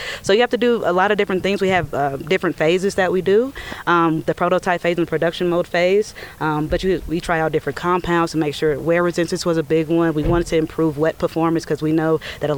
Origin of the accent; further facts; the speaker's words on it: Atlanta, Georgia, United States; I'm born and raised in Atlanta